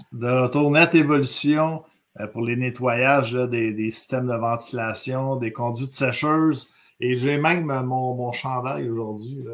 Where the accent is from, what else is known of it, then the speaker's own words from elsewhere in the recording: Montreal, Quebec, Canada; nous, on vient de Montréal